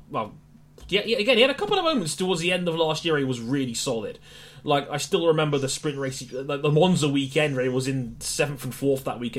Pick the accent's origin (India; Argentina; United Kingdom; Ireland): United Kingdom; we're British